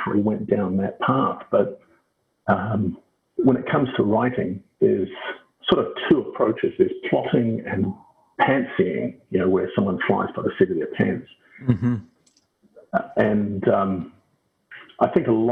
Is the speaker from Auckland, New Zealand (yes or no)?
yes; Auckland, New Zealand; also born or lived in United States / United Kingdom / Scotland; now in Brisbane, Australia; I was born and raised in Auckland, New Zealand, now living in Brisbane, Australia.